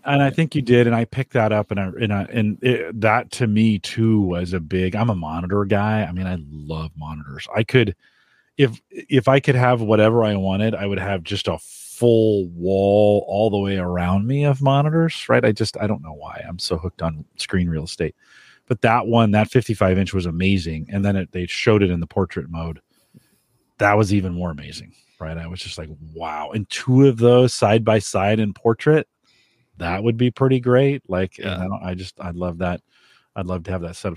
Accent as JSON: {"language": "English", "town": "San Jose", "region": "California", "country": "United States", "tie": "born or raised there", "moved": "yes", "said": "I grew up in San Jose."}